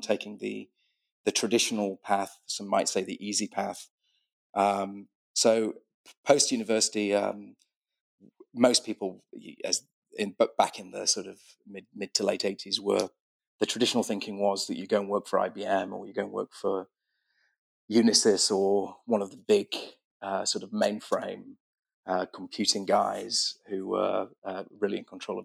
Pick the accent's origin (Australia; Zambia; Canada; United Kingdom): United Kingdom; Sheffield, Yorkshire and the Humber; born or raised there; moved away as an adult; now in United States